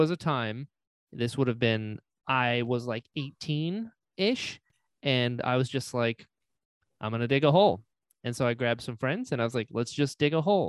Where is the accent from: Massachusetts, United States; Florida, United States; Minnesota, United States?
Florida, United States; also born or lived in North Carolina; Yeah, I was born in North Carolina and I lived there for the first 6 years of my life. I lived on a farm up there and then we moved down to Florida and I've been in Florida since.